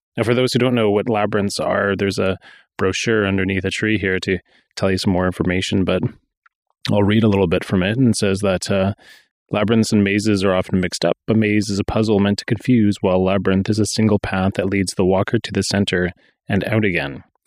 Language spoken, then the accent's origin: English; Burnaby, British Columbia, Canada; now in Pender Island, Canada; I grew up in Vancouver too. I grew up in Burnaby